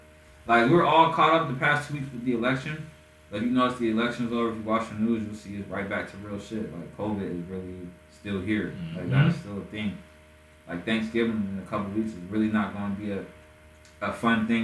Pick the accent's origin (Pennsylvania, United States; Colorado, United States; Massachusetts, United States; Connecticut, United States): Pennsylvania, United States; Erie; moved away; my hometown, in Erie, Erie, Pennsylvania